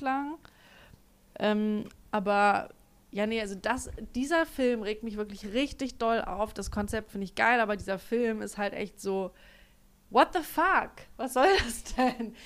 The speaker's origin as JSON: {"language": "German", "country": "Germany", "accent": "German accent in English", "said": "Ich habe auch einen ganz schlimmen englischen Akzent, äh, deutschen, englischen"}